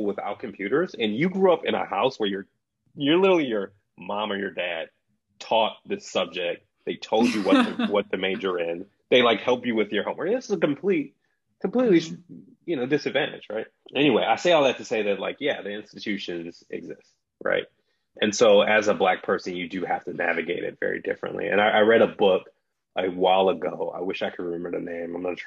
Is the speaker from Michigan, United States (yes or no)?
yes; Detroit, Michigan, United States; moved away as an adult; also born or lived in San Francisco; So I grew up in Detroit, Michigan.